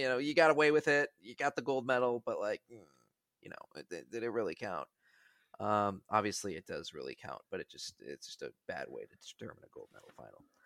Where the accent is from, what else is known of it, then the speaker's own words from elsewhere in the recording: Milwaukee, Wisconsin, United States; moved away; I'm from Milwaukee